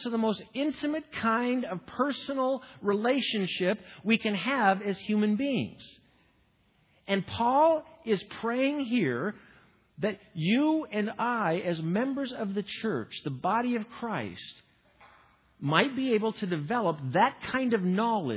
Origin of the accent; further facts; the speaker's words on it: Midwest, United States; I'm from the Midwest